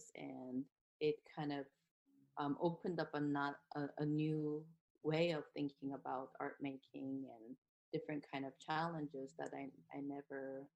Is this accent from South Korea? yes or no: yes; South Korea; moved away as an adult; now in United States; I'm from South Korea, and I did my undergraduate degree in Korea and then moved to US